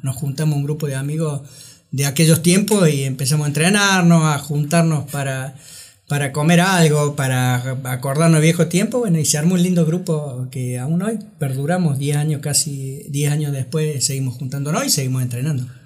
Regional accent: Córdoba, Argentina; Yo estudié la primaria y la secundaria ya en las escuelas pías de Barrio General Paz

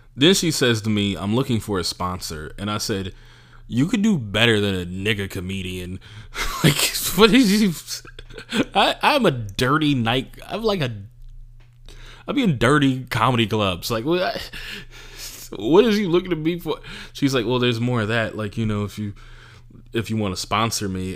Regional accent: California, United States; I'm from California. I'm from America.

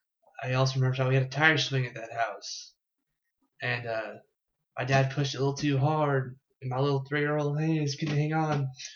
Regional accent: Jefferson City, Missouri, United States; moved away as an adult; also born or lived in Ocala, Florida; moved up here when I was 2 to Jeff City. And then lived there in Jeff City from the time I was 2 years old until I was 20. Then moved up here to Columbia.

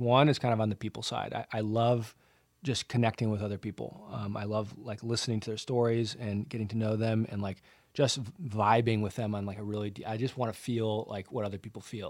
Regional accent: Santa Barbara, California, United States; I grew up in Southern California in Santa Barbara, which is just the most beautiful place

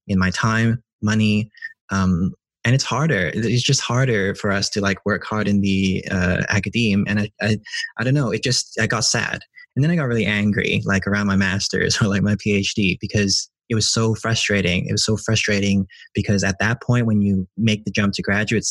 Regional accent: Hong Kong; moved away; I grew up in Hong Kong

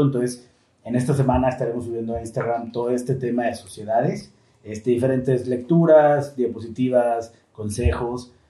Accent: Mexico; como mexicanos fallamos muchísimo

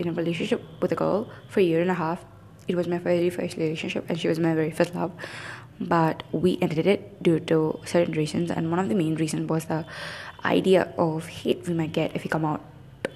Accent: South India, India; growing up in South India

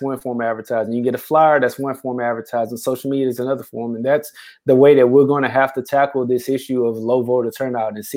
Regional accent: Houston, Texas, United States; now in Beaumont, United States; I'm originally from Houston.

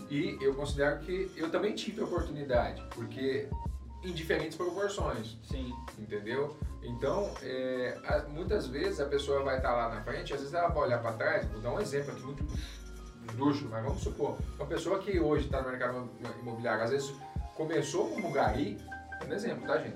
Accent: Aparecida, São Paulo, Brazil; Eu sou natural de Aparecida, São Paulo

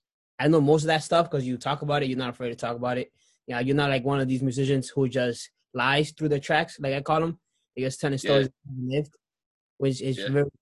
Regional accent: Lawrence, Massachusetts, United States; I'm from Lawrence myself

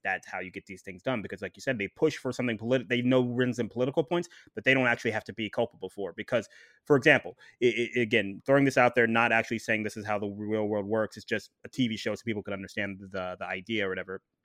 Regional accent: Ohio, United States; moved away; I'm from Ohio originally

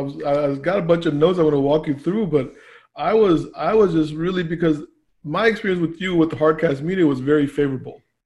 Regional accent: Annandale, Virginia, United States; born or raised there; also born or lived in Pakistan

